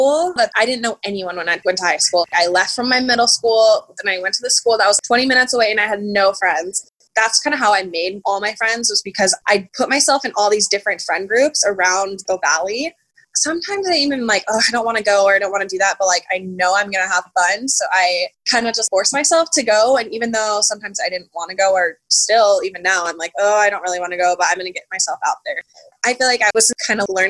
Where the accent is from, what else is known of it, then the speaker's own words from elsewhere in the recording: Las Vegas, Nevada, United States; I'm from Las Vegas, so it's a big city, but it's also a pretty small town when it comes to knowing people